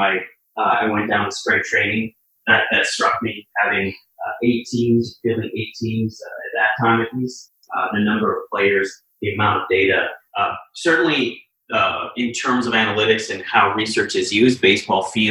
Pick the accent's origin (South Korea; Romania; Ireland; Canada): Canada; moved away as an adult; also born or lived in Boston; I grew up in Canada